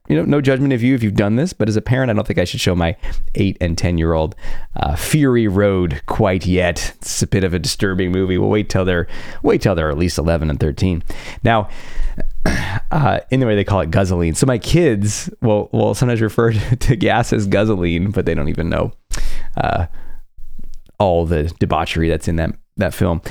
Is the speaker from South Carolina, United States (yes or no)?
no; California, United States; I grew up in California